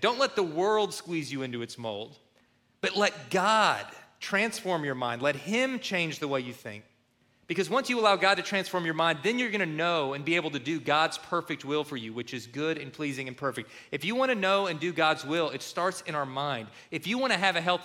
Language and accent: English; Kentucky, United States; where we grew up in Kentucky